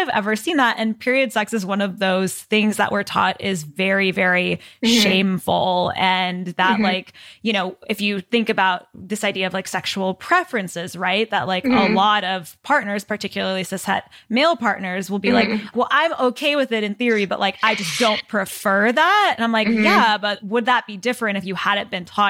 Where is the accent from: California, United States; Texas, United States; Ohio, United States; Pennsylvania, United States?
Texas, United States; me growing up in Texas